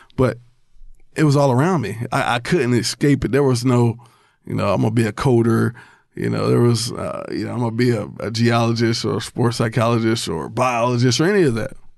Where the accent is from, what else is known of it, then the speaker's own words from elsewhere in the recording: Albany, Georgia, United States; I was born in Albany, Georgia